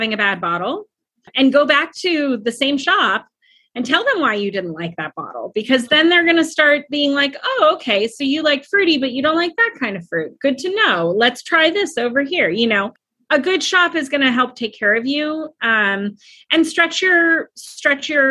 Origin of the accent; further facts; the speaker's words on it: Napa, California, United States; moved away as an adult; now in Arlington, United States; I grew up in Napa, California